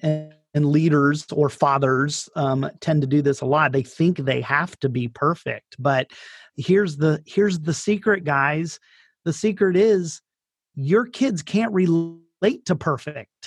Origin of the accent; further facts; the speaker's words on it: Daytona Beach, Florida, United States; moved away as an adult; also born or lived in Northern Italy; now in Italy; I'm from Daytona Beach, and I grew up there